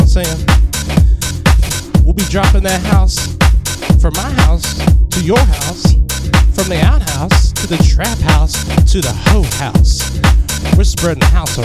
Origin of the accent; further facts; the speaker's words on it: Missouri, United States; now in South Korea; I'm from Missouri, you know what I'm saying? But right now I'm situated in cold ass Korea right now.